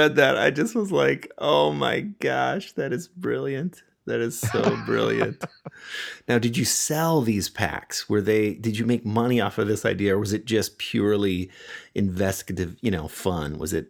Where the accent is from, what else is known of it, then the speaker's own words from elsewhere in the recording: California, United States; I grew up in Southern California in the 70s